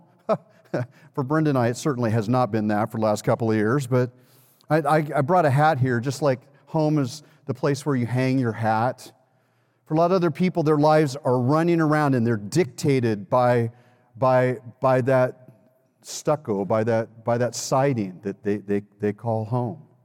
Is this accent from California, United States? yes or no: yes; Los Angeles, California, United States; moved away; I'm from Los Angeles